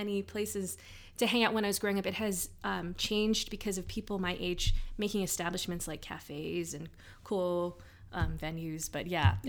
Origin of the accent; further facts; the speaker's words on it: Philippines; And growing up as a Filipina too, the scope of my perspective too is kind of much smaller.